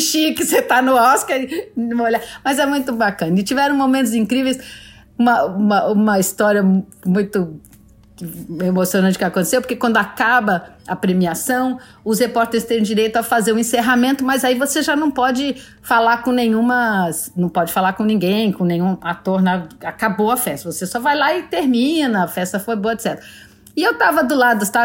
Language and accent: Portuguese; Brazil; eu sou brasileira